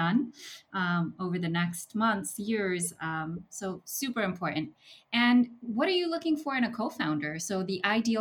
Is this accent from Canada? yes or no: no; Jersey City, New Jersey, United States; I grew up in Jersey City when it was once termed Dirty City